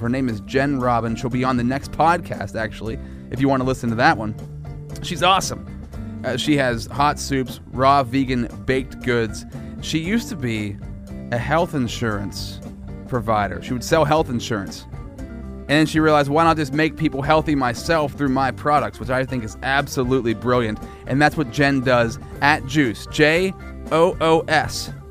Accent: Altoona, Pennsylvania, United States; my hometown, Altoona, Pennsylvania.

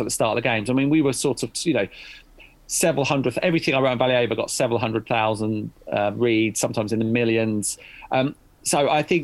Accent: United Kingdom; as a British journalist

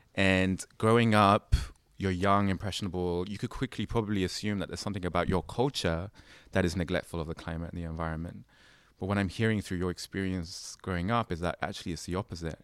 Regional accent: London, United Kingdom; me growing up in London

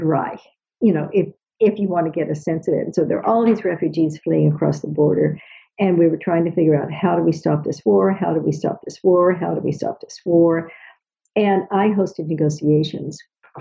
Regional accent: United States; as an American

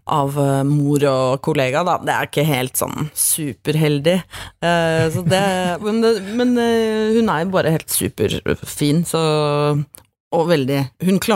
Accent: Norway; Som nordmann i, på en sånn stor, flashy, glamorøs festival

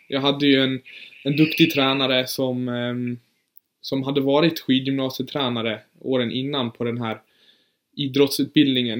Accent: Orsa, Dalarna County, Sweden; also born or lived in Germany; Jag är född i Tyskland faktiskt, men flyttade hit när, eh, när jag var fyra år. Så jag ja, men typ, typ bott här hela mitt liv

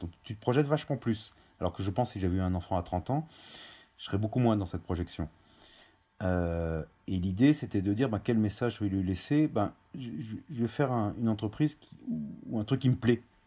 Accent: Auvergne-Rhône-Alpes, France; moved away; also born or lived in Paris; Je suis originaire d'Auvergne. Euh, et on a vécu euh, dans, j'ai vécu dans deux maisons, une dans le Puy-de-Dôme et une dans l'Allier

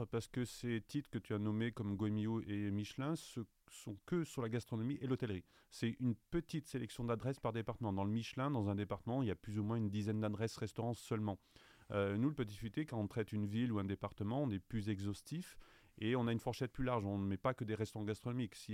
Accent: Saint-Étienne, Auvergne-Rhône-Alpes, France; Moi, je suis de Saint-Étienne et je suis un amateur du terroir.

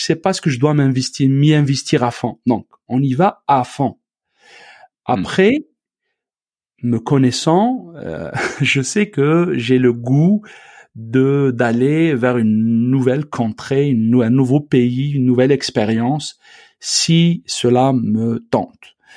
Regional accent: Algeria; moved away as an adult; now in Quebec, Canada; mon pays d'origine, donc l'Algérie

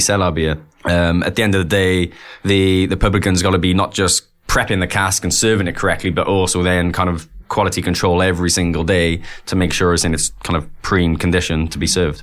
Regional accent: Wales, United Kingdom; growing up in Wales, we were always quite cask heavy

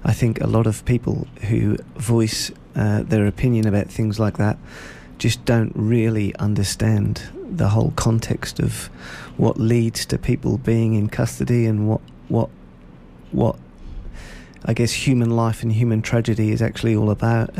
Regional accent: Norwich, East of England, United Kingdom; moved away as an adult; now in Shepparton, Australia; I was born in Norwich in England, which is about a 2.5 hour drive northeast of London.

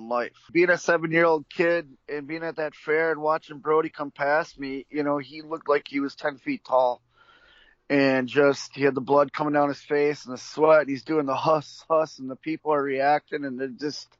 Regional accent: Milwaukee, Wisconsin, United States; where I grew up in Milwaukee

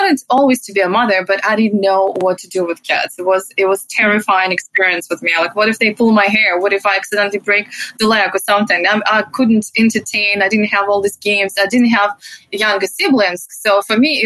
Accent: Russia; English is a second language; moved away as an adult; So originally I'm from Russia. That's where I grew up. And I've been living here for 10 years

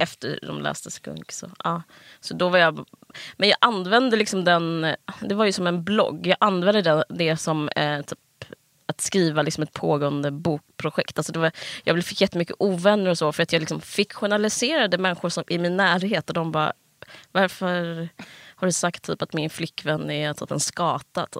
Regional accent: Simrishamn, Skåne, Sweden; moved away; also born or lived in Stockholm / Malmö; jag är från eh, Stockholm och sen så eh, Simrishamn, en mm. liten stad på, i Skåne. Hela alltså, skol, formativa åren gick jag där.

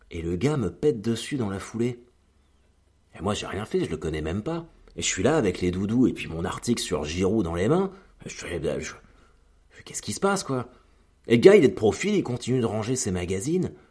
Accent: Normandy, France; donc bah moi je viens de l'ouest, comme je viens de Normandie.

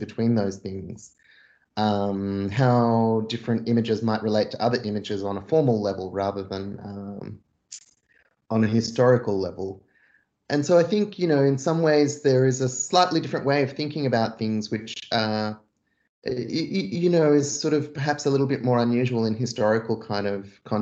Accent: Australia; also born or lived in Jerusalem (family origin); growing up in Australia, for the most part, as a diaspora Palestinian

